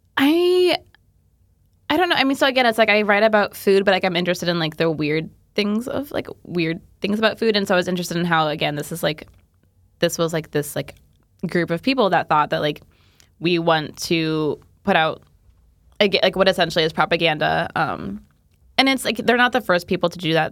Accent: Indiana, United States; I'm from Indiana

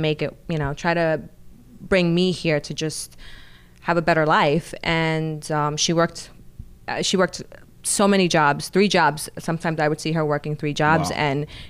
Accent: New York, United States; I'm definitely from New York, but I like to say that I belong to New York because.

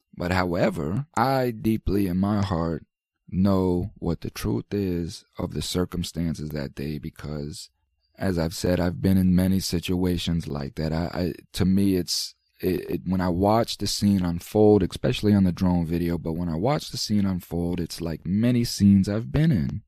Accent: United States; We as American citizens

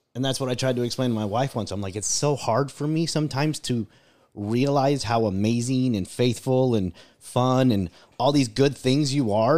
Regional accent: United States

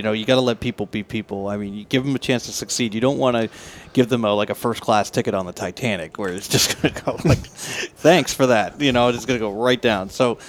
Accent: Boston, Massachusetts, United States; I'm from Boston.

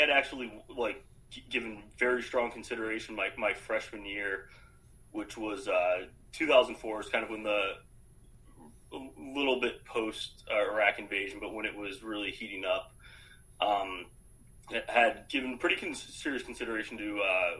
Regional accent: Arizona, United States; also born or lived in Canada / Philadelphia / Boston area; So, grew up in Arizona. I was born in Canada. Only lived there briefly. Not something I advertise too much.

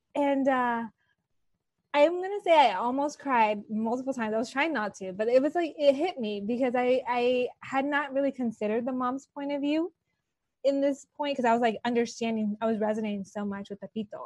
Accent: Los Angeles, California, United States; I grew up here in Los Angeles

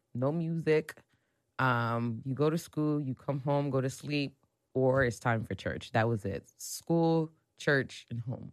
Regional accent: East Orange, New Jersey, United States; moved away; I'm from Jersey

